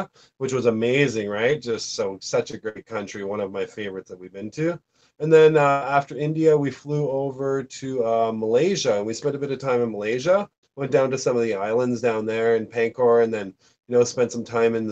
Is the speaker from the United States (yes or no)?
no; Canada